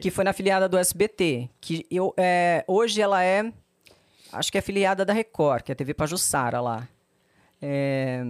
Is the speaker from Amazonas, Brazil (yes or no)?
no; Maceió, Alagoas, Brazil; moved away as an adult; now in São Paulo, Brazil; Fui nascida e criada em Maceió.